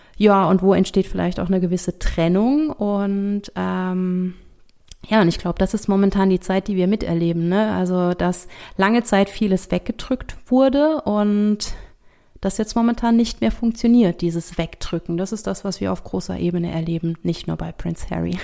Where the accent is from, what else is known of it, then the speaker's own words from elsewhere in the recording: Rhineland-Palatinate, Germany; bei uns in der Pfalz